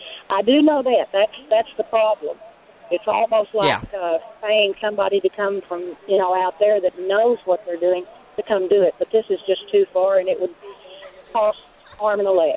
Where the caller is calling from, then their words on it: Omaha, Texas, United States; We're 50 miles from the Arkansas-Texas border up in Texarkana. We're 30 miles from Oklahoma.